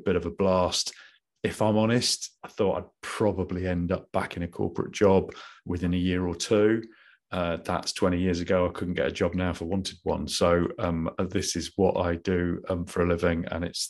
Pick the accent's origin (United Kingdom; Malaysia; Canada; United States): United Kingdom; Midlands; accent: Midlands; moved away as an adult; also born or lived in London; I'd come from the Midlands, as you can probably tell from my accent